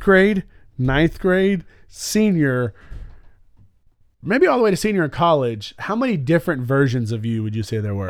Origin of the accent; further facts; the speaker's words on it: Alabama, United States; I'm from Alabama